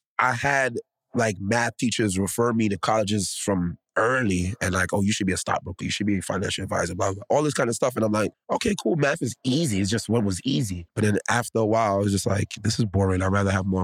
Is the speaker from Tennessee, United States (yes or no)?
no; New York City, New York, United States; I grew up in the Bronx my whole life. I love the Bronx.